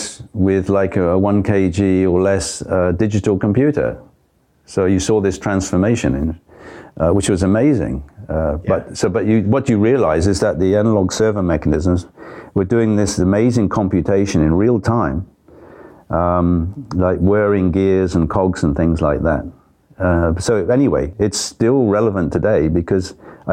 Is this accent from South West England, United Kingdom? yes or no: yes; Bournemouth, South West England, United Kingdom; moved away as an adult; also born or lived in Far East; my hometown, Bournemouth